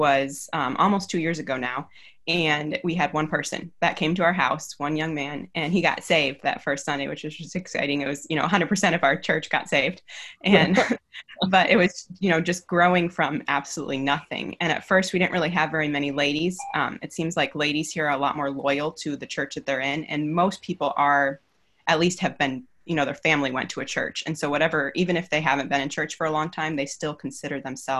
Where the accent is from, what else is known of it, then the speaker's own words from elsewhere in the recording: United States; moved away as an adult; now in Solomon Islands; as an American